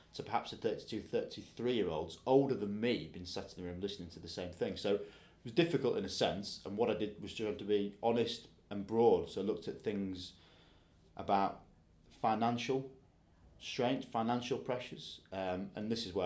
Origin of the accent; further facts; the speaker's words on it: Yorkshire and the Humber, United Kingdom; being a Yorkshireman